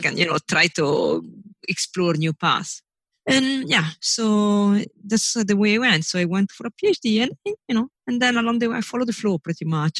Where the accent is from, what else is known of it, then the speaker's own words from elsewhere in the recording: northern Italy, Italy; moved away as an adult; I was born in Italy. I was raised in Italy. I grew up in Italy.